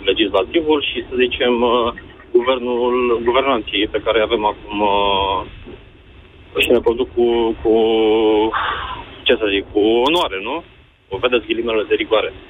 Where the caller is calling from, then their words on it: Bucharest, Romania; din București.